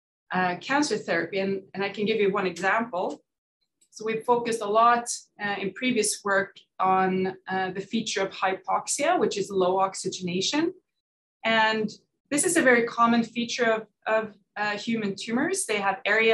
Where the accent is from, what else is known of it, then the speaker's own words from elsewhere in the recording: Norway; moved away as an adult; I'm Norwegian. I grew up in Norway